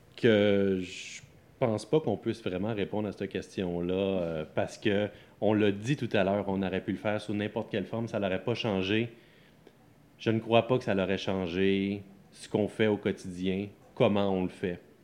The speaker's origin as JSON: {"language": "French", "town": "Sorel-Tracy", "region": "Quebec", "country": "Canada", "tie": "born or raised there", "moved": "as an adult", "lives_now": "Laval, Canada", "said": "moi, c'est pas de la Naudière que je viens. Je viens de la banlieue de Sorel. Donc, je, je, grandis dans un fond d'un rang. je suis Lavallois depuis sept ans"}